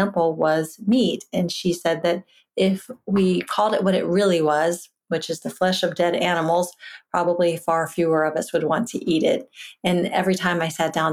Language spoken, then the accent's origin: English; Virginia, United States; I grew up in Virginia in a household where my father hunted